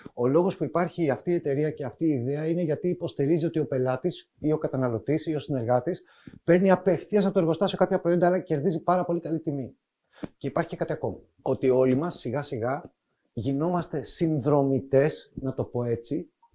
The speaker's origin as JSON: {"language": "Greek", "town": "Athens", "region": "Attica", "country": "Greece", "tie": "born or raised there", "said": "Έρχομαι από την Αθήνα, εκεί μεγάλωσα."}